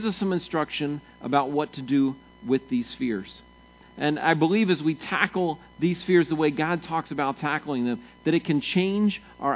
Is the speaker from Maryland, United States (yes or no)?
yes; Maryland, United States; moved away; I grew up in Maryland, and Maryland's fairly flat.